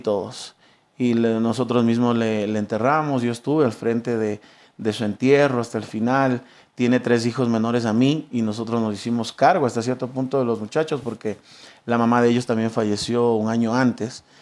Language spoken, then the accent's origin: Spanish; Quito, Pichincha, Ecuador; toda mi vida crecí en el barrio de San Roque